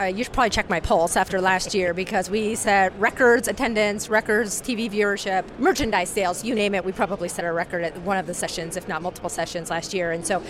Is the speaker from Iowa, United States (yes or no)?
yes; Iowa, United States; I grew up in Iowa.